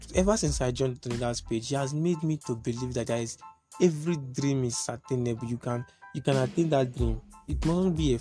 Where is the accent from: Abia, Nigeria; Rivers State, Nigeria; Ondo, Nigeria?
Rivers State, Nigeria; Etche LGA, Igbo Etche; I'm from River State, Eche local government area, Ibo Eche to be more precise